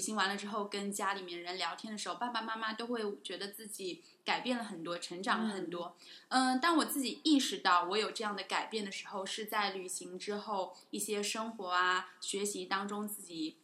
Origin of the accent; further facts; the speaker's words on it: China; 作为一个中国人